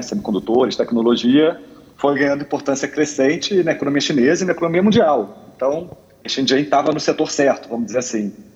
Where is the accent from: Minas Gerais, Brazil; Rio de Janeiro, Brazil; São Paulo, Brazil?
Rio de Janeiro, Brazil; Eu sou carioca